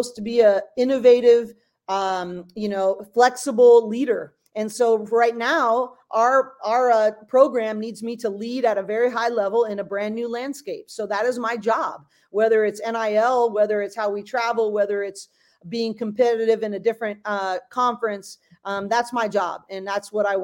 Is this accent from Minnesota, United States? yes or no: no; Bay Area, California, United States; I'm a West Coast kid. I grew up in the Bay Area